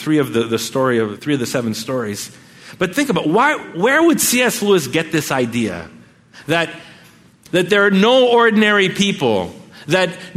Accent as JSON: {"language": "English", "town": "Montreal", "region": "Quebec", "country": "Canada", "said": "we're from Montreal"}